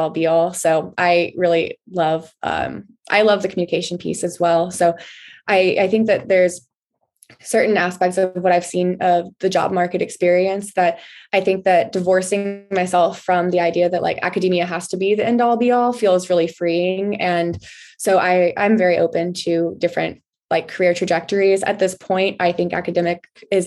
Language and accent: English; Texas, United States; growing up in Texas